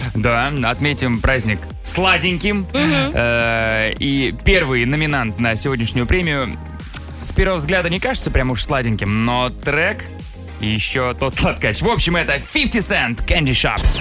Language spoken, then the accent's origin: Russian; Megion, Khanty-Mansi Autonomous Okrug, Russia; now in Moscow, Russia; в Мегионе, откуда я родом, там тоже белые ночи есть